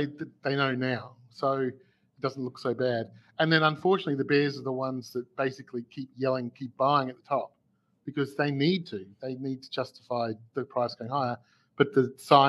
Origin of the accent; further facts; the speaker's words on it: Melbourne, Victoria, Australia; I'm from Melbourne, Australia